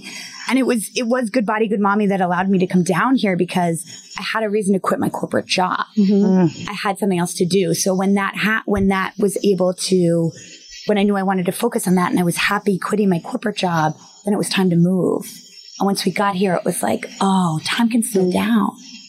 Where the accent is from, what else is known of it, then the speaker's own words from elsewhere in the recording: Virginia, United States; also born or lived in Germany / Missouri / Manhattan; So I'm not from here either. I grew up in Virginia and in Germany, and then I went to Missouri, and then I lived in Manhattan for the longest of anything outside of New Jersey as an adult.